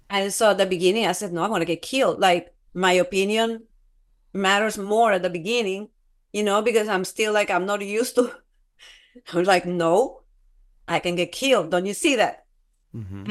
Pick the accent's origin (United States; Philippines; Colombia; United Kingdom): Colombia; moved away; I'm from Colombia.